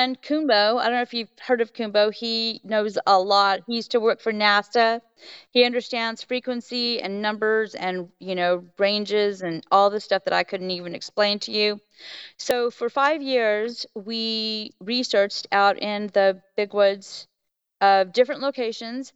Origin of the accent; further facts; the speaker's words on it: South Texas, United States; moved away as an adult; also born or lived in Dallas; now in North Idaho, United States; I was raised in South Texas